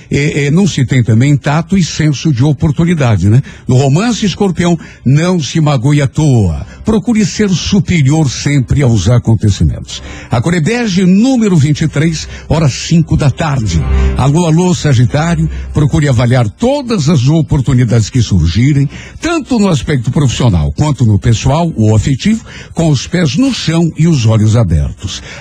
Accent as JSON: {"language": "Portuguese", "town": "Ribeirão do Pinhal", "region": "Paraná", "country": "Brazil", "moved": "as an adult", "said": "Principalmente amigos que eu tinha deixado lá na minha cidade. Eu sou de Ribeirão do Pinhal. Vim de lá logo depois que me casei. Na época estava com 27 anos e já estava grávida do meu primeiro filho."}